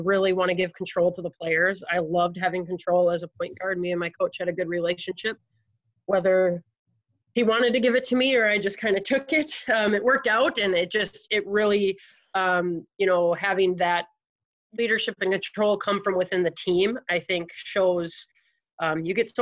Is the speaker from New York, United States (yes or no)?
no; Eau Claire, Wisconsin, United States; moved away as an adult; also born or lived in Winona, Minnesota; I'm originally from Eau Claire, Wisconsin